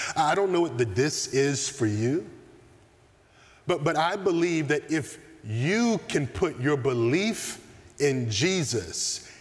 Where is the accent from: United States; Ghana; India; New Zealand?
United States; the South; Growing up in the South